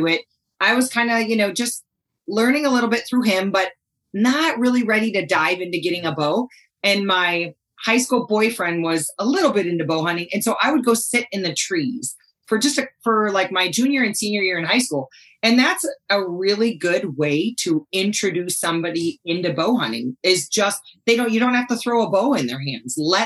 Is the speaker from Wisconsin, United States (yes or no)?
yes; Wisconsin, United States; accent: Wisconsin; now in Montana, United States; I grew up in Wisconsin. Most people who know I'm from Montana, they pause for 1 second, tilt their head a little bit, go, "You're not from Montana, though, are you?" Because that Wisconsin accent tends to give me away quite a bit